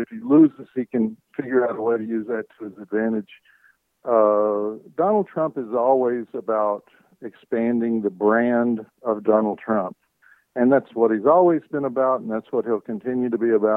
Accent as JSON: {"language": "English", "region": "Arkansas", "country": "United States", "tie": "born or raised there", "said": "I grew up in Arkansas"}